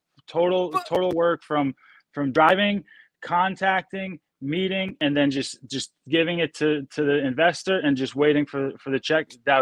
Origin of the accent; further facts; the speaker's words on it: New Jersey, United States; I'm from New Jersey.